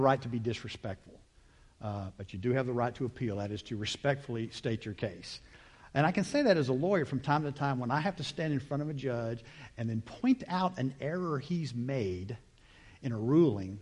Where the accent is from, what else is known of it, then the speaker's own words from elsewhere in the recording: United States; I'm an American